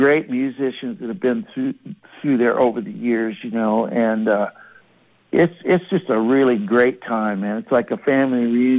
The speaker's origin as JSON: {"language": "English", "town": "Monterey", "region": "California", "country": "United States", "tie": "born or raised there", "said": "I grew up in Monterey"}